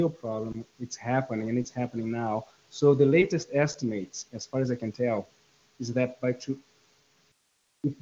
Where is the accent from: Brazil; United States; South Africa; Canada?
Brazil; I'm from Brazil